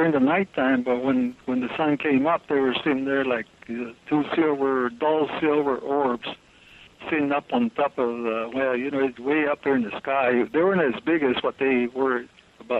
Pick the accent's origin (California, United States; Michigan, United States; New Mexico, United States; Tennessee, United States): New Mexico, United States; Zuni